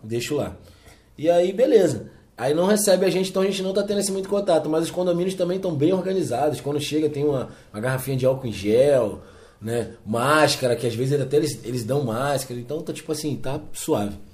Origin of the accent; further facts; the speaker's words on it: Rio de Janeiro, Brazil; sou natural do Rio de Janeiro, é, sou carioca da gema.